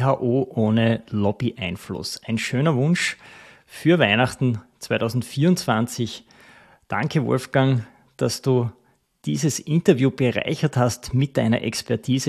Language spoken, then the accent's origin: German; Styria, Austria; Ich komme aus der Steiermark, aus dem Land der Kürbisse.